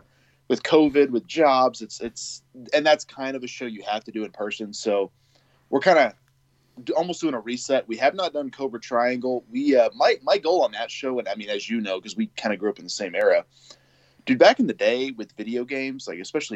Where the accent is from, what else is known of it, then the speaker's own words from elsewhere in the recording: Oklahoma, United States; moved away as an adult; also born or lived in Missouri / Florida; I moved back to Oklahoma, which is my home state, but I had lived in Missouri before that for about 5 years. And I moved there at 21